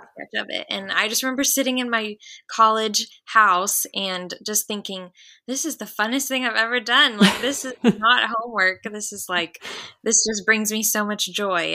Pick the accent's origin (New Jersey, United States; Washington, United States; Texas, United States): Texas, United States; The Woodlands; also born or lived in Waco, Texas; So I grew up in the Houston area, but I grew up in the Woodlands, um, oh. a town oh. outside of Houston